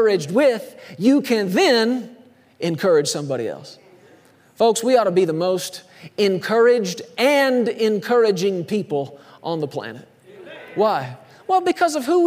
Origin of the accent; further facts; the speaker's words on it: Texas, United States; I grew up in Texas.